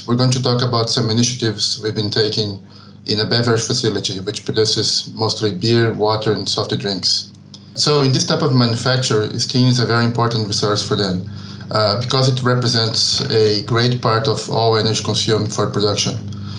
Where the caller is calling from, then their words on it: Santiago, Santiago Metropolitan Region, Chile; So I'm talking now from Santiago, Chile, and this is where I'm currently living.